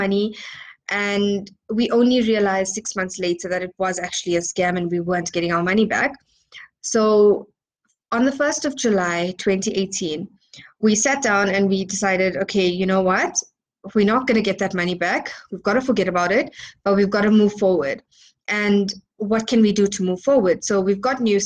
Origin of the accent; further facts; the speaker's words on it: Johannesburg, Gauteng, South Africa; I'm from Johannesburg, South Africa